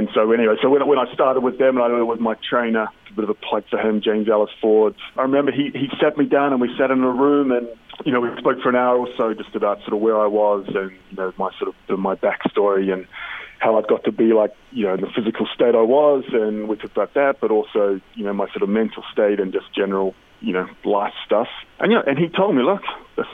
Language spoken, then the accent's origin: English; New Zealand; I'm obviously from New Zealand